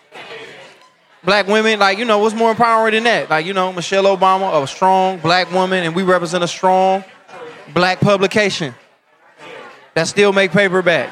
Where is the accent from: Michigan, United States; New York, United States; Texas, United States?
Michigan, United States; Detroit; I'm a comedian from Detroit